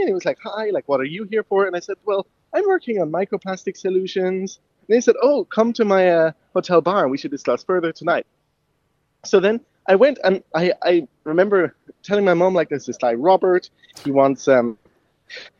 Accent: Cork, Munster, Ireland; moved away; also born or lived in Ballydehob; I'm originally I was born in Cork

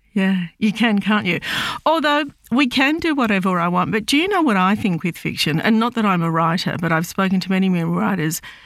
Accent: Australia; I'm Lebanese Australian. Um, I was born in Australia, but my m-, parents came out, I think it was in the fifties.

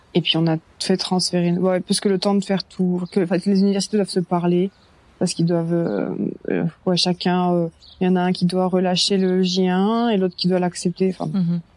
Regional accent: Brittany, France; moved away as an adult; also born or lived in Belgium; now in Carlsbad, United States; je viens de Bretagne en, bah, en France

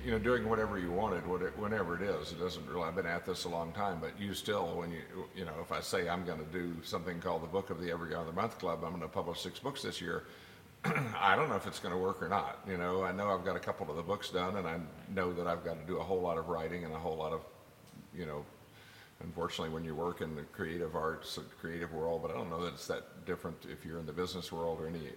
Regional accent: West Texas, United States; I grew up in West Texas

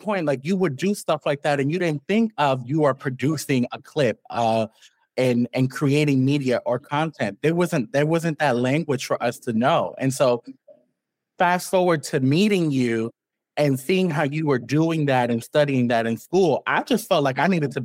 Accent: New York City, New York, United States; from Harlem, you very much grow up here

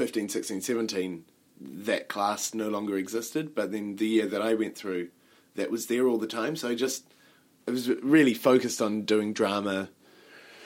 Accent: Havelock North, Hawke's Bay, New Zealand; It was in New Zealand. It was a town called Havelock North.

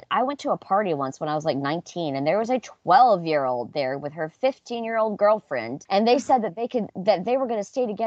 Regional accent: the South, United States; growing up in the South with these mega churches

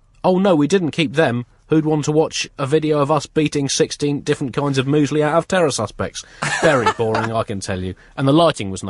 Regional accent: United Kingdom; we're British.

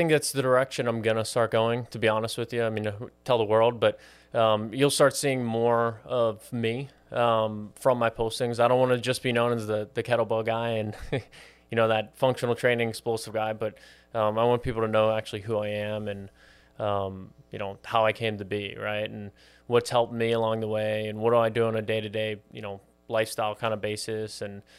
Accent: Pittsburgh, Pennsylvania, United States; now in Miami, United States; So I was born and raised in Pittsburgh, Pennsylvania.

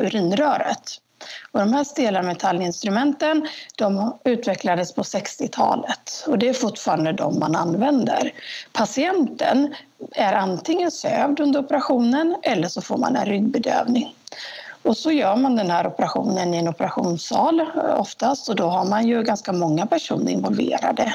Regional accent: Jönköping, Jönköping County, Sweden; also born or lived in Stockholm; Och då hamnade de i Jönköping. Eh, och så växte jag upp här.

